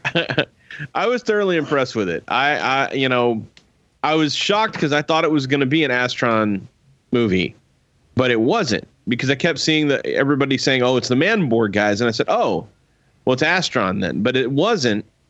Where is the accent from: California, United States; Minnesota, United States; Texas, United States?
Texas, United States; Alvin; growing up in Alvin